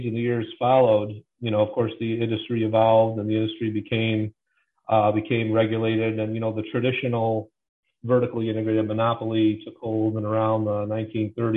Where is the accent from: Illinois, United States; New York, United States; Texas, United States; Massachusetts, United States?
Illinois, United States; I'm from Illinois, and I'm in Illinois still